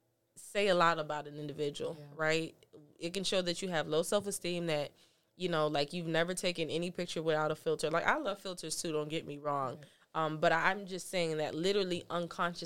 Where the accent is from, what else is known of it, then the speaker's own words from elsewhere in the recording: Fort Lauderdale, Florida, United States; I grew up in Fort Lauderdale.